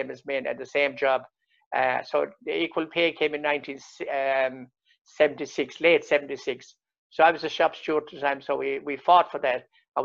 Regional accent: North Clare, Munster, Ireland; I was born outside Cuttafina village in North Clare on the edge of the Burren. I was born into a cottage, 14 of us children. Went to the local national school

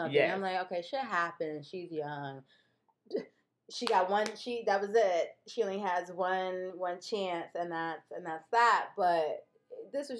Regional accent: Detroit, Michigan, United States; I'm from Midwest, originally Michigan, Detroit

